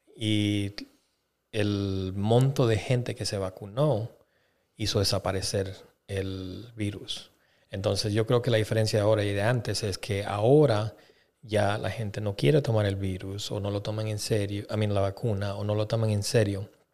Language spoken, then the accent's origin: Spanish; Bolivia; moved away; yo soy de Bolivia